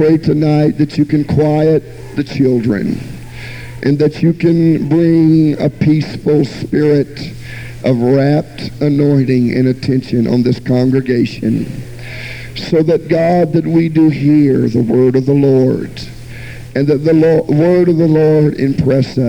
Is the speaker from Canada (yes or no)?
no; Jacksonville, Florida, United States; also born or lived in Miami, Florida; I was born in Miami, Florida, and was raised all of my childhood in Jacksonville, Florida